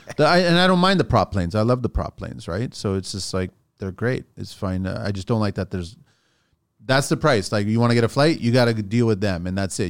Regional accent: Toronto, Ontario, Canada; also born or lived in France / Montreal; I was raised in Canada.

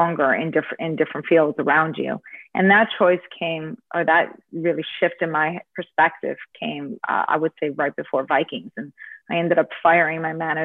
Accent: Toronto, Ontario, Canada; also born or lived in United States / Ireland; I am born in Toronto, but my parents are Ukrainian, Canadian Ukrainian. We speak English at home

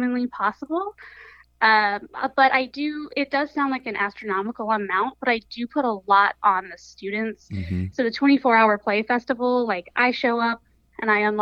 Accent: Summerville, South Carolina, United States; I grew up in the Lowcountry of South Carolina

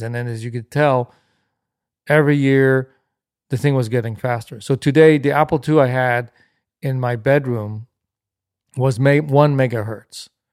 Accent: Paris, Île-de-France, France; moved away; also born or lived in Los Angeles / Germany; Growing up in Paris in the late sixties and seventies was unbelievable.

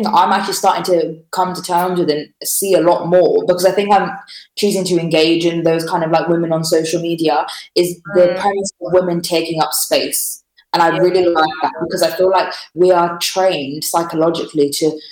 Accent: Wolverhampton, West Midlands, United Kingdom; moved away; also born or lived in Slough; I was born in Wolverhampton

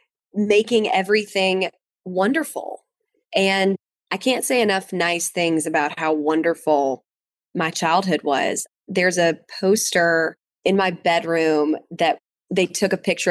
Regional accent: Atlanta, Georgia, United States; also born or lived in Canton, Georgia; So I grew up in Atlanta, but we had a farm up in Canton, Georgia.

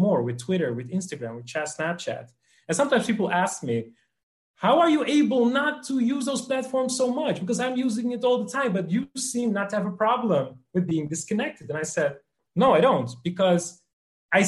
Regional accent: Netherlands; I'm from the Netherlands

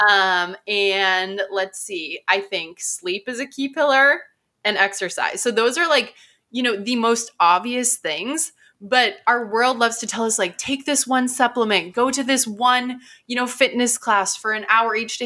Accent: Midwest, United States; I'm from the Midwest.

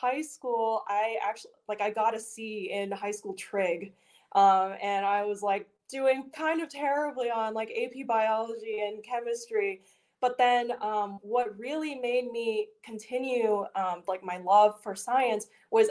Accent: Richmond, Virginia, United States; moved away as an adult; now in Pittsburgh, United States; I am born and raised in Richmond, Virginia

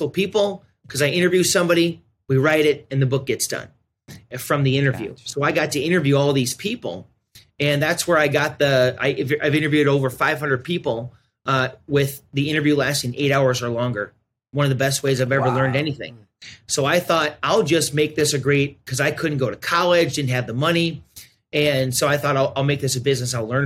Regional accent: South Dakota, United States; I'm born and raised in South Dakota. I'm a South Dakota boy, probably always will be.

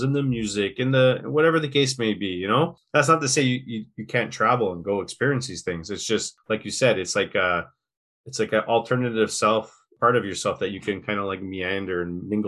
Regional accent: Quebec, Canada; first language English; I'm an Anglophone

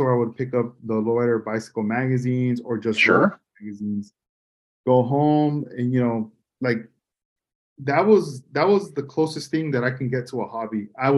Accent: Oxnard, California, United States; also born or lived in Port Hueneme, California; I grew up in Lemonwood.

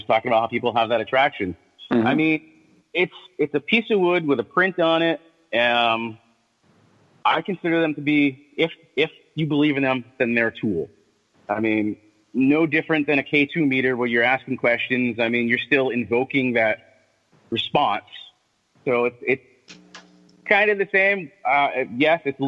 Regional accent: Thompson, Connecticut, United States; I'm from Thompson, Connecticut, and, you know, that whole MassCon thing

